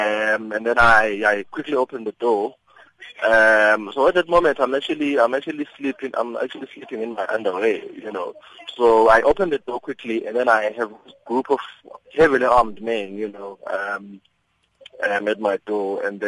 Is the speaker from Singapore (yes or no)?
no; South Africa; If I feel violated as a civilian, as a South African, as a civilian, then they need to accept that.